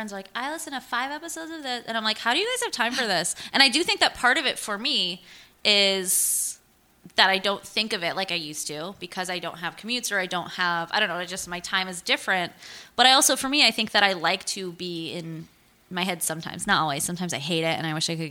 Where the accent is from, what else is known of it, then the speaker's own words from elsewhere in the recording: Auburn, Massachusetts, United States; I grew up in Auburn